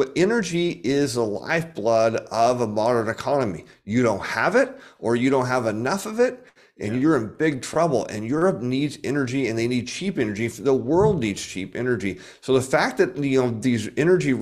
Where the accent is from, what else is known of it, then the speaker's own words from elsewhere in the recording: United States; I, as an American